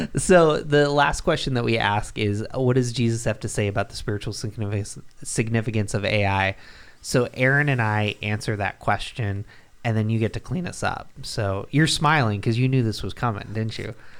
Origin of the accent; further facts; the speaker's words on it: Binghamton, New York, United States; I grew up in Binghamton, New York